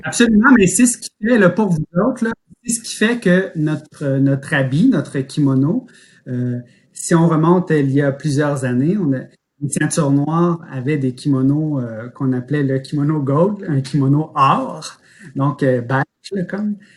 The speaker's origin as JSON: {"language": "French", "town": "Quebec City", "region": "Quebec", "country": "Canada", "tie": "born or raised there", "also_born_or_lived": "Montreal", "said": "je suis né à Montréal, mais mes parents, j'ai, on a déménagé très tôt. Mon père était contrôleur aérien, donc euh, j'avais pas encore un an que je suis déménagé à cette île, pas longtemps. Puis euh, euh, ensuite Québec. Donc c'est vraiment Québec là, depuis que je suis tout petit"}